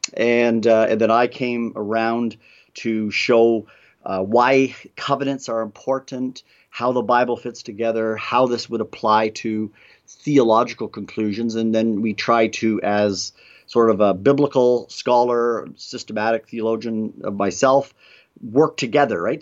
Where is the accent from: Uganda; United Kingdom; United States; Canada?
Canada; moved away; Peter and I, um, both are from Canada